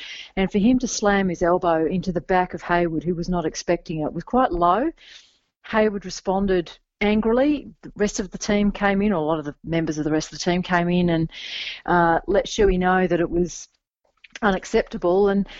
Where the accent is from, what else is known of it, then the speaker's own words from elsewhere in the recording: Western Australia, Australia; moved away; I hail from Western Australia originally